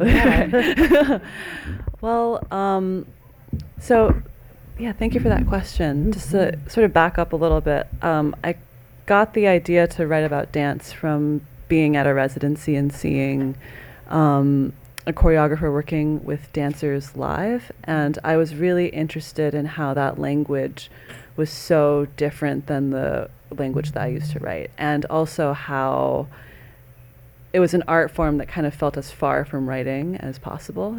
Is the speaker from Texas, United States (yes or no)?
no; Iowa, United States; I'm from Iowa